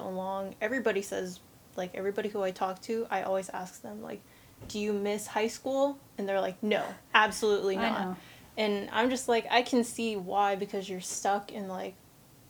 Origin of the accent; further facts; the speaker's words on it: Portland, Oregon, United States; I'm from Portland, Oregon